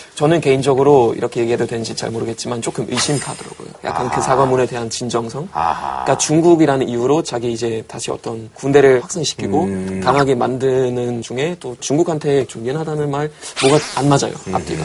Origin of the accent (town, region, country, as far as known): Germany; Korean is a second language; moved away as an adult; now in South Korea